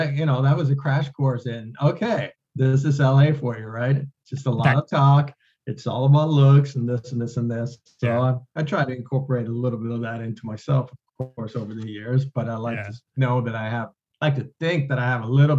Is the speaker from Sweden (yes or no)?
yes; Sweden; now in United States; I came over from Sweden